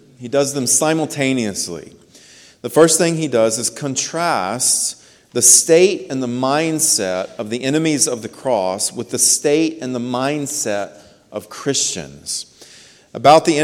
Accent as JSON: {"language": "English", "country": "United States", "said": "We are American citizens"}